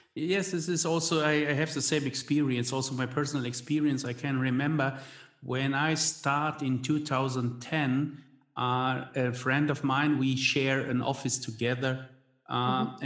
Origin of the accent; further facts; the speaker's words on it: Hagen, North Rhine-Westphalia, Germany; I was born in Hagen, Westphalia